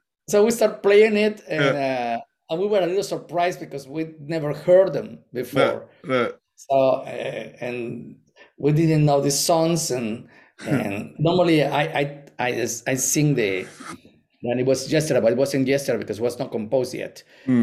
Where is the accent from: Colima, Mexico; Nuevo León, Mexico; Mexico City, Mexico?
Nuevo León, Mexico; Monterrey; English is a second language; also born or lived in Guanajuato; I met him in Mexico before I went to the States. We were playing in an orchestra. We moved to from Monterrey to Guanajuato City